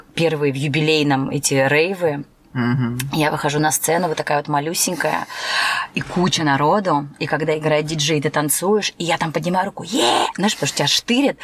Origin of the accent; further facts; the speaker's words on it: Türkmenabat, Lebap Region, Turkmenistan; now in Saint Petersburg, Russia; Я родилась в Средней Азии, Республика Туркменистан